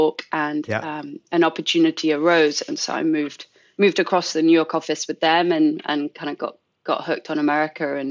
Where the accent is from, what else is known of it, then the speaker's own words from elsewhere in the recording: London, United Kingdom; moved away as an adult; also born or lived in Dublin, Ireland / Shanghai, China; now in United States; I was born in London as well, born and raised in London